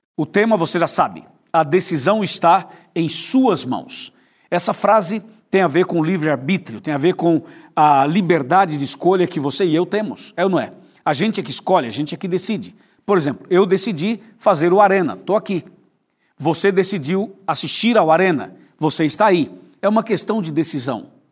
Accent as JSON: {"language": "Portuguese", "region": "interior of São Paulo", "country": "Brazil", "said": "a gente é do interior de São Paulo"}